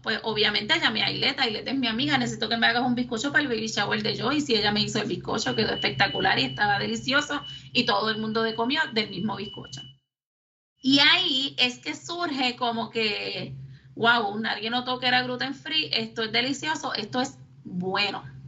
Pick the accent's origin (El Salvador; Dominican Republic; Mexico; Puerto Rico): Puerto Rico; Lares; moved away as an adult; also born or lived in San Juan metropolitan area; yo soy natural de Lares, nacida y criada en Lares